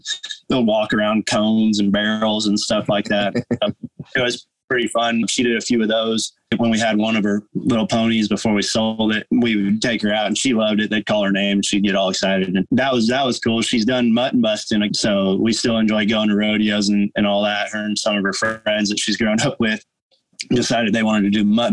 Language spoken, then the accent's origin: English; by Lake Tahoe, Northern California, United States; now in Oklahoma, United States; growing up in Northern California, I was up by Lake Tahoe ski resorts and mountains